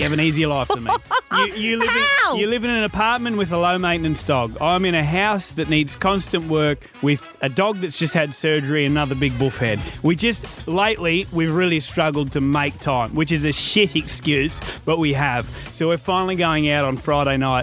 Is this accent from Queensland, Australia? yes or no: yes; North Queensland, Australia; I grew up in North Queensland